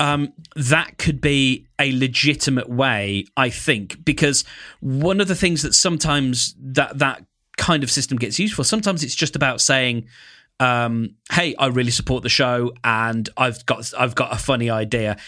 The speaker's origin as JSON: {"language": "English", "country": "United Kingdom", "said": "I'm British"}